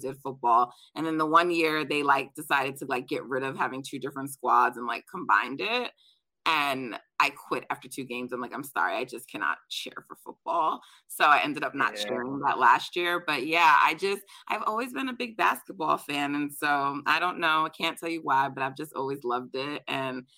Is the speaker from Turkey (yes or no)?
no; Jamaica; I'm Jamaican, so we're track people in my family.